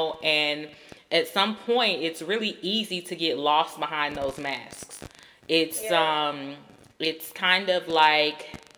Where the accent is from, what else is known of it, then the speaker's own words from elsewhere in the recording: Georgia, United States; I grew up in Georgia